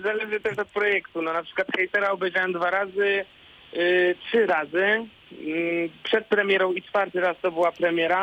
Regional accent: Warsaw, Masovian Voivodeship, Poland; also born or lived in Łódź; ja jestem warszawiakiem

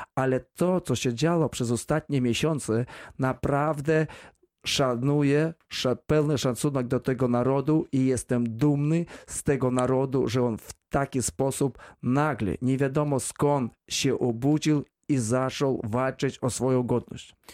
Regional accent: Belarus; now in Wrocław, Poland; ja pochodzę ze wsi

